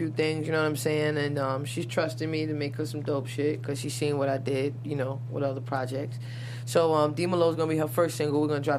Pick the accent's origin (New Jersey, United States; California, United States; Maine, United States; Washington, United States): New Jersey, United States; I'm from Jersey. I'm across the bridge.